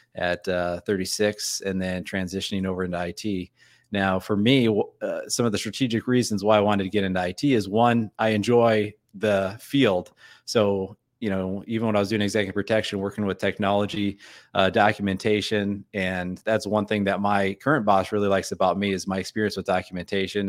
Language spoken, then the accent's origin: English; North Dakota, United States; moved away; I'm from North Dakota, and I said I was a, a youth pastor in South Dakota as well